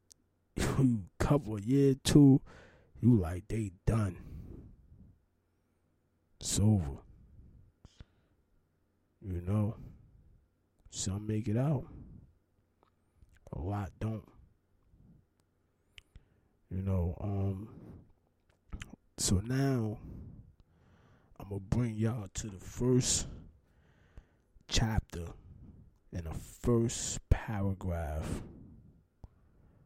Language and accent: English; Newark, New Jersey, United States; I'm from Newark, New Jersey